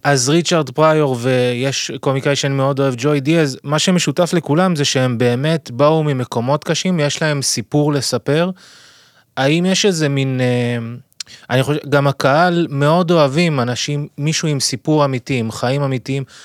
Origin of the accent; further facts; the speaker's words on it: France; now in Israel; כשהייתי ילד קטן, גדלתי בצרפת